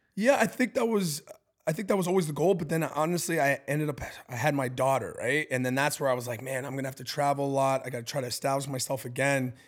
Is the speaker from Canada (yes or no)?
yes; Canada; now in Milwaukee, United States; I'm Canadian. I grew up with a lot of Italian